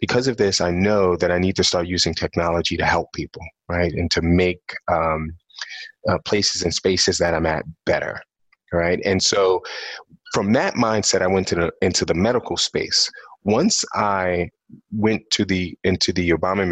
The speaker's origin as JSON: {"language": "English", "town": "New York City", "region": "New York", "country": "United States", "tie": "born or raised there", "said": "I'm actually born and raised in New York City. I'm from Brooklyn, New York"}